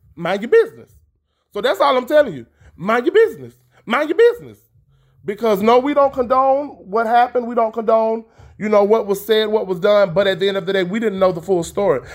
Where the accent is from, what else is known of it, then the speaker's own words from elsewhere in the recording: Tallahassee, Florida, United States; I am broadcasting live all the way from Tallahassee, Florida.